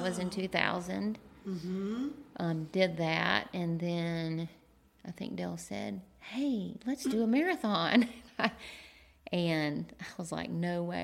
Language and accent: English; Macon, Georgia, United States; also born or lived in Athens, Georgia; I'm from Macon, Georgia